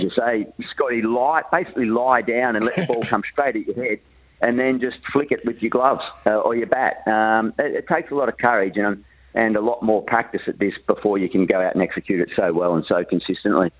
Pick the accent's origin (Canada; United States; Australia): Australia; northern New South Wales; back in my hometown. He was he was catching up with my parents and Mel's parents over there in northern New South Wales